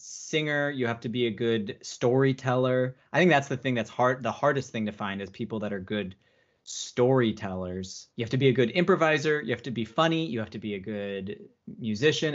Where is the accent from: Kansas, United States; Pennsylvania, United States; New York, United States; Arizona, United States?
Arizona, United States; Phoenix; now in Los Angeles, United States; I'm originally from Phoenix, Arizona.